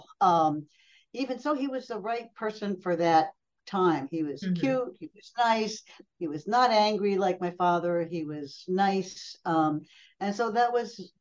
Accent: Pelham, New York, United States; moved away as an adult; also born or lived in Brazil; I grew up outside New York City a long time ago in a small town called Pelham

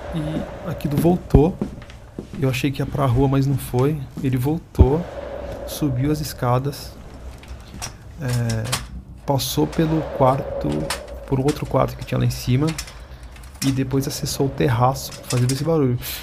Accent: São Paulo, Brazil; sou de São Paulo, capital

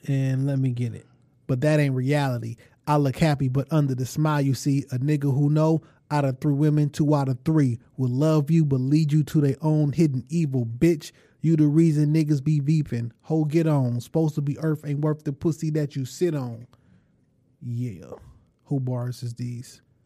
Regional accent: Detroit, Michigan, United States; I'm from Detroit

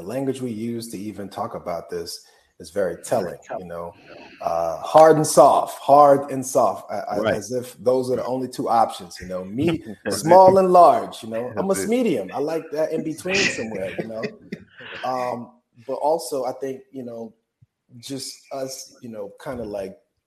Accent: Opa-locka, Florida, United States; I grew up in Opa-locka where you didn't really have a choice

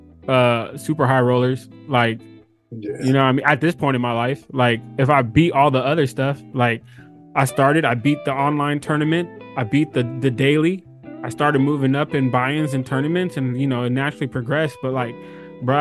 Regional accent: Inland Empire, east of LA, California, United States; I was born in Inland Empire, east of LA. My parents were from Egypt. I was born out here.

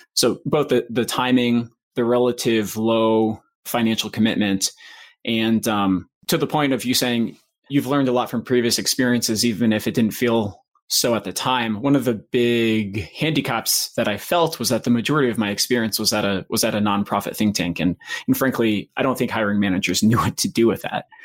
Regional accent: Maine, United States; moved away as an adult; also born or lived in Boston / Washington, District of Columbia, United States; I grew up in Maine, so I was back home for a little bit

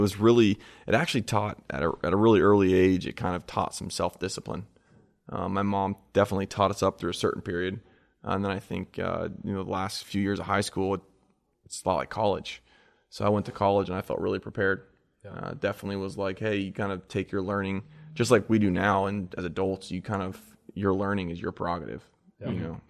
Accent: New Zealand; also born or lived in Delaware; Born in Delaware. My dad was kind of a serial entrepreneur of sorts, had a bunch of different ventures. He actually owned a greenhouse down there and ended up selling that, and we moved to New Zealand. So I grew up in New Zealand, my childhood.

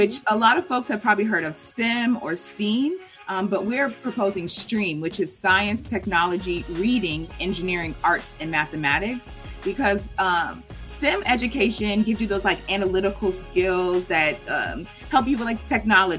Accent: Marietta, Georgia, United States; moved away as an adult; also born or lived in Houston, Texas / New York City; I grew up in Marietta, which is like in the middle part of Cobb County

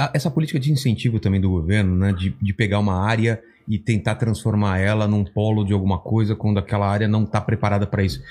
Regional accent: São Bernardo do Campo, São Paulo, Brazil; sou de São Bernardo

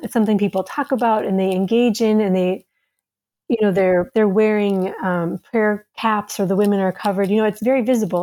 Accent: Minnesota, United States; moved away as an adult; also born or lived in Somalia; now in Djibouti, Djibouti; I'm an American. I'm from Minnesota

